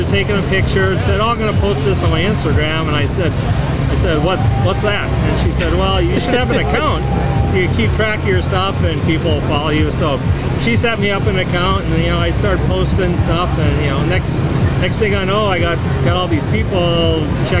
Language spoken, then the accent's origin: English; Minnesota, United States; kind of closer to my hometown back in, they're back in Minnesota.